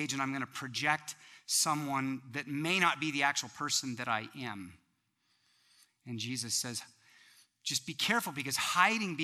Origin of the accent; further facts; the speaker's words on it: United States; as Americans